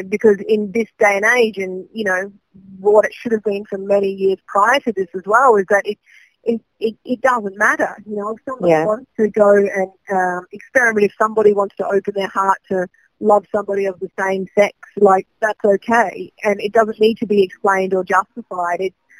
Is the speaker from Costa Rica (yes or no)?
no; Adelaide, South Australia, Australia; So I'm homegrown. Yeah, I'm from Adelaide originally, and I mean, I love Adelaide. My family still lives here